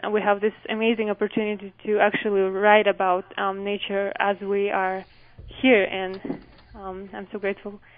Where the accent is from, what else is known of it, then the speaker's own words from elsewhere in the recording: Ulan-Ude, Buryatia, Russia; English is a second language; now in Utah, United States; it seems like Utah weather is really similar to the place where I was, where I grew up but it's much much colder.